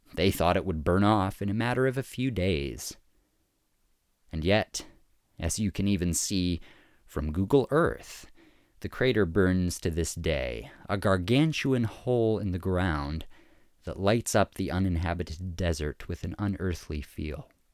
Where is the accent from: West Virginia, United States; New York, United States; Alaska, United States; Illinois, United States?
Alaska, United States; Fairbanks; I grew up in Fairbanks, Alaska